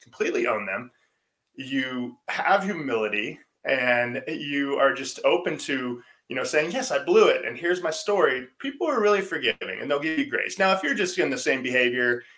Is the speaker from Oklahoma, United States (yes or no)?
no; Orange County, California, United States; as a young boy growing up in Orange County, right down the street from you